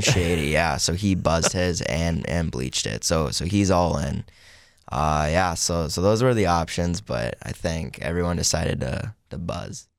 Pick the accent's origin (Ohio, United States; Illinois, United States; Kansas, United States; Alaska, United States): Alaska, United States; Palmer; I am from Palmer, Alaska, which is about forty-five minutes outside of Anchorage